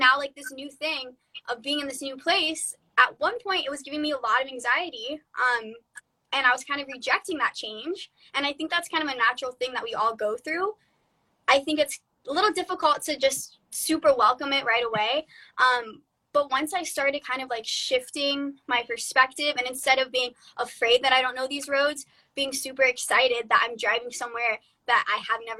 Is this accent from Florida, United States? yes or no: yes; Florida, United States; moved away as an adult; now in California, United States; I'm from Florida